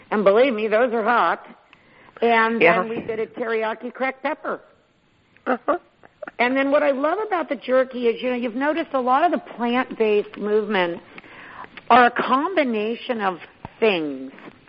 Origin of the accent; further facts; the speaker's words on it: Sonoma, California, United States; now in Gridley, United States; Grew up in Sonoma